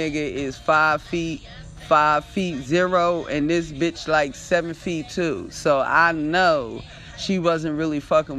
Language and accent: English; East Coast, United States; I'm from the East Coast